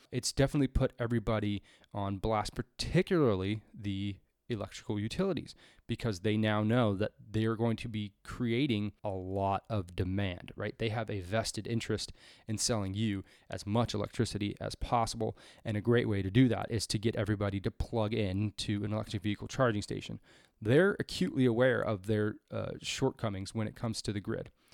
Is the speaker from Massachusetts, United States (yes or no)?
no; California, United States; my home state of California